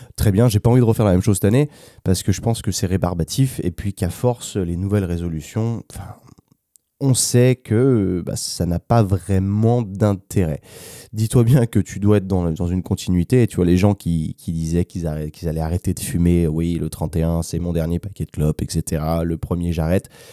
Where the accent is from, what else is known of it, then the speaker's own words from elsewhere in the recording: France; moved away as an adult; also born or lived in United States / London; now in Valencia, Spain; quand je rentre en France